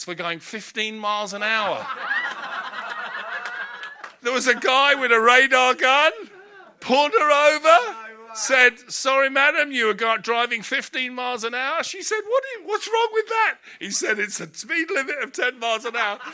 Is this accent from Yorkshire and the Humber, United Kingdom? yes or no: no; Hampton, London, United Kingdom; I grew up in Hampton in Middlesex